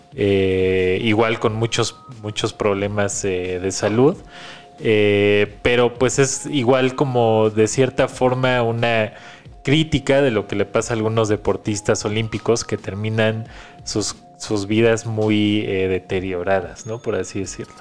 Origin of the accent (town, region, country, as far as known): Mexico